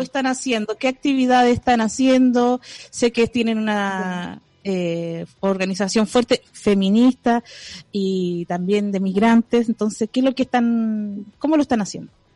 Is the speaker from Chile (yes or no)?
yes; Chile; no sé si hay algo que nos una como chilenos